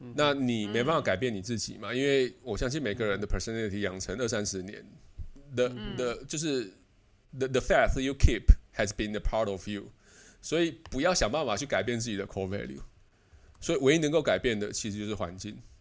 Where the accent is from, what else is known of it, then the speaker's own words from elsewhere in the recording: Taiwan; moved away as an adult; now in Netherlands; 我们台湾人的观念